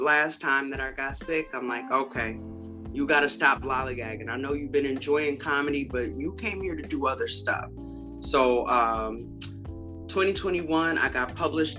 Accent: United States; when I grew up in Beloit and Rockford, Mississippi and Arkansas, there were Black businesses that were prominent that we depended on.

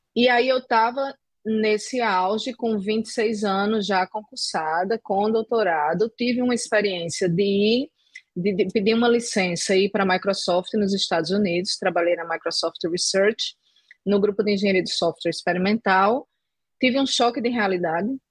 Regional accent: João Pessoa, Paraíba, Brazil; Eu sou originalmente de João Pessoa

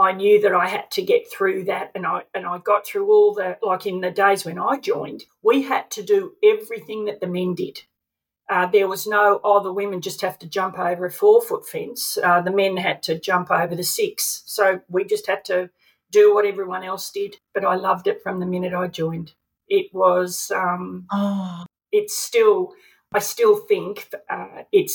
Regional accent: Melbourne, Victoria, Australia; we grew up in Vermont in Melbourne

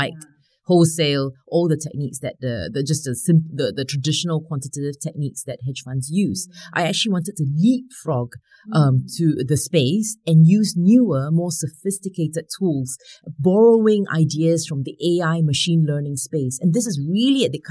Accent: Singapore; I grew up in Singapore

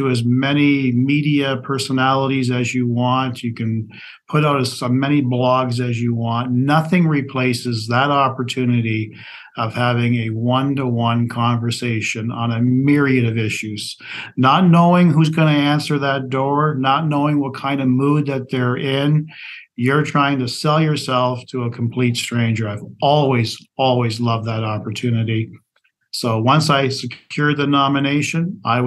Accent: Brantford, Ontario, Canada; a Crown Attorney for my hometown of Brantford, Ontario

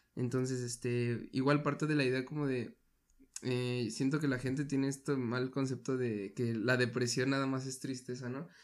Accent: Mexico; nosotros como mexicanos

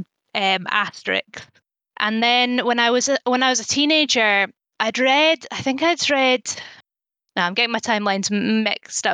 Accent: Elgin, Scotland, United Kingdom; also born or lived in Cheddar, England / Dunblane, Scotland / Glasgow, Scotland; I grew up in Elgin, which is a town to the north of Scotland, not far from Inverness

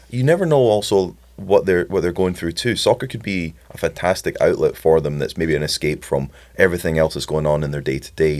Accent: Scotland, United Kingdom; I'm Scottish

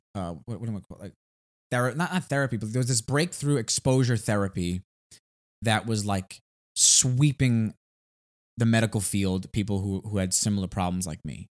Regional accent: New York City, New York, United States; we're from Staten Island

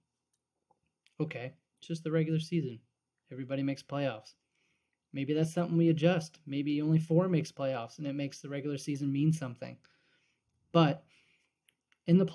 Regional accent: the Annapolis Valley, Nova Scotia, Canada; I'm from the Valley. For those of you that don't know, I went to Central Kings.

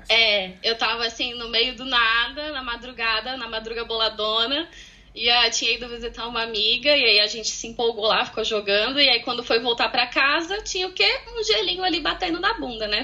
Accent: Santa Catarina, Brazil; moved away as an adult; also born or lived in Sweden; now in Galway, Ireland; saí do Brasil para encontrar um brasileiro. Ah, do mesmo tá. estado, também de Santa Catarina

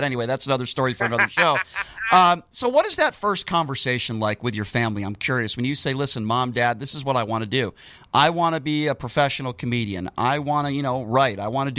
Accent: Connecticut, United States; now in Las Vegas, United States; I grew up in Connecticut, grew up a Boston sports fan.

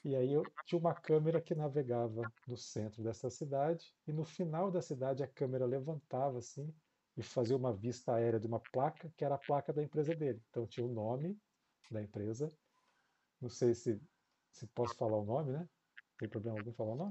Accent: São José dos Campos, São Paulo, Brazil; now in Jacareí, Brazil; eu morava em São José dos Campos, é onde eu cresci. Eu nasci em São Paulo, mas cresci em São José

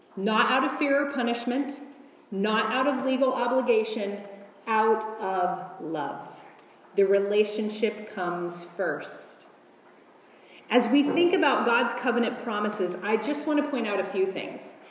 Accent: United States; As an American woman in the 21st century

